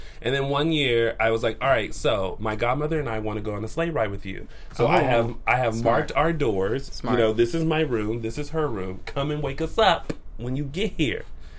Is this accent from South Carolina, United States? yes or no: yes; South Carolina, United States; now in Los Angeles, United States; speaking of living in South Carolina